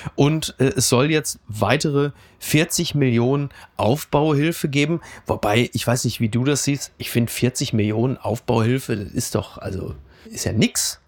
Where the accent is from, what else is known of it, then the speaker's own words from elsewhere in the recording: Castrop-Rauxel, North Rhine-Westphalia, Germany; in Kassel-Brauxel, wo ich herkomme